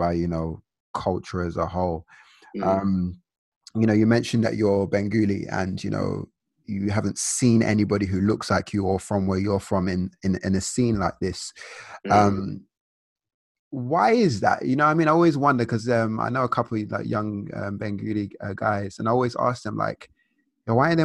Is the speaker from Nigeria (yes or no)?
yes; Nigeria; as a Nigerian and, you know, Nigerian African culture